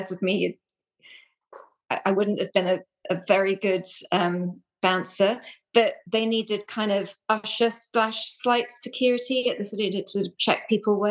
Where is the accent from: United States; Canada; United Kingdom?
United Kingdom; London; moved away as an adult; also born or lived in Reading; I grew up in London